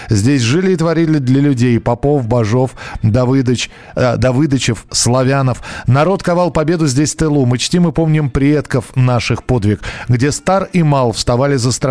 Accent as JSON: {"language": "Russian", "town": "Grozny", "region": "Chechnya", "country": "Russia", "tie": "born there", "said": "А я родилась в Грозном. В 80-х, в 90-х это был до безумия зеленый, утопающий в огромных тополях и кленах город."}